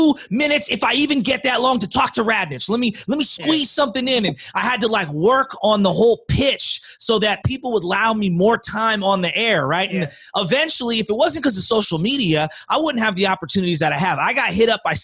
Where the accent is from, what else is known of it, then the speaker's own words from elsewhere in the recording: San Francisco, California, United States; I'm from the city. I'm born and raised in the city. I'm from the Bay Area